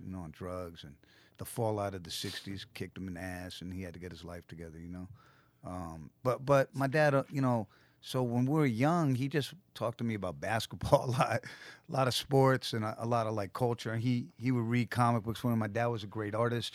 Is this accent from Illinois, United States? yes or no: no; New York City, New York, United States; I grew up in Manhattan